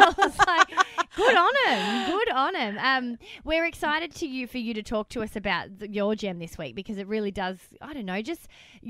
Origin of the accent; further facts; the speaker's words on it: Victoria, Australia; now in New South Wales, Australia; I come from Victoria. So, like, AFL is in our blood.